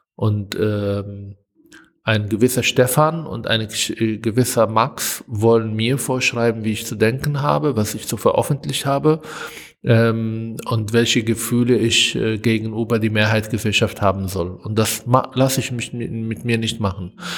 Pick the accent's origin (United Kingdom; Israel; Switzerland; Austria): Israel; German is a second language; moved away as an adult; now in Germany; als Palästinenser, als arabischer Israeli, der in ein Land, aus einem Land kommt, wo Konflikt mit dem Juden stattfindet